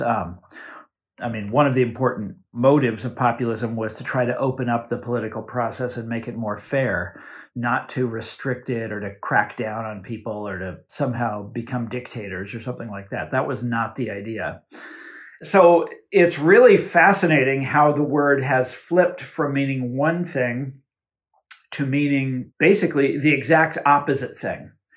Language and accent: English; Kansas, United States; my home state of Kansas